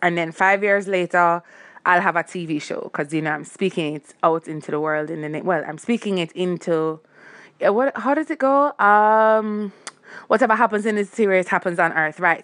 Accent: Jamaica; I'm Jamaican

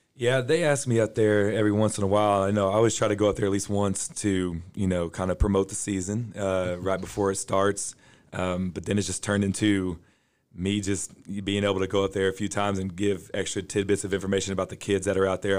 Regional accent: Indiana, United States; now in Forney, United States; I, was born and grew up in Indiana

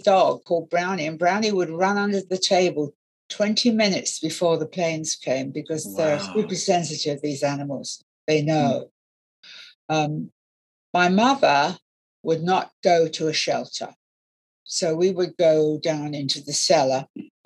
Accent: London, United Kingdom; also born or lived in Canterbury / Highbridge, Somerset; I'm a Londoner

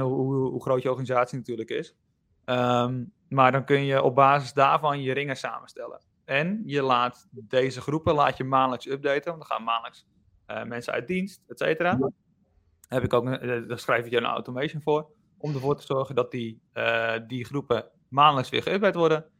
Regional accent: Enkhuizen, North Holland, Netherlands; ik kom uit Enkhuizen

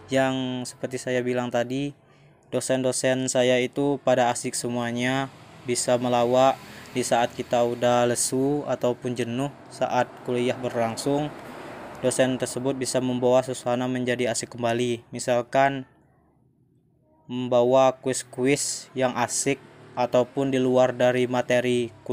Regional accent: Gegas, Bangka Belitung Islands, Indonesia; Asal saya Desa Gegas, Kecamatan Gegas, Kabupaten Bangka Selatan.

